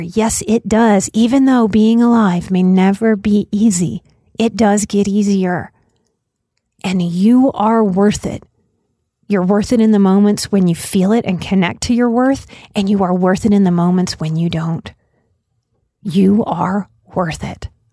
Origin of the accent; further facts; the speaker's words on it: United States; As an American